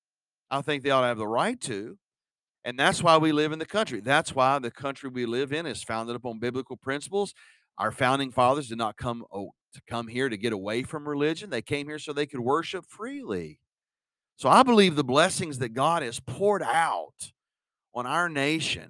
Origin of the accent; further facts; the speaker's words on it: United States; as an American